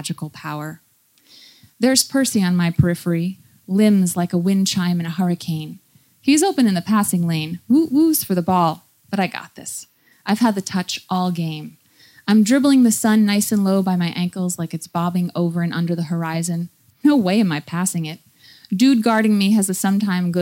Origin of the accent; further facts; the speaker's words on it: New York, United States; I'm from the United States. I grew up in New York